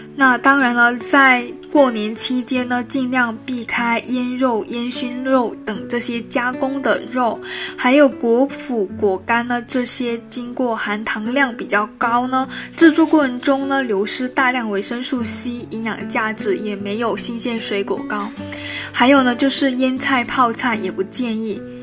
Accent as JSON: {"language": "Chinese", "region": "Guangdong", "country": "China", "tie": "born or raised there", "said": "从小在广东长大的我呢"}